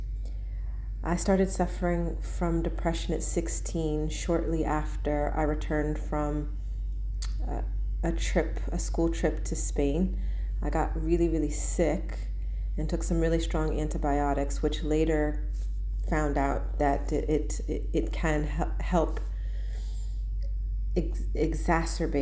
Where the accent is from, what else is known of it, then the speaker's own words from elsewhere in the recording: Pennsylvania, United States; moved away as an adult; also born or lived in London; now in Kuwait; I'm from America. I was raised in Pennsylvania